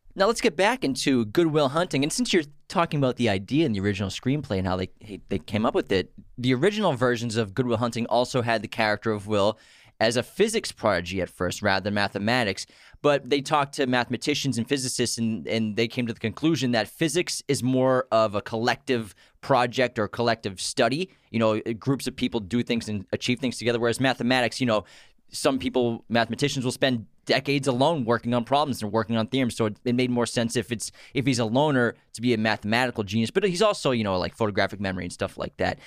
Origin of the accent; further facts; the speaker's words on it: Massachusetts, United States; we're from Massachusetts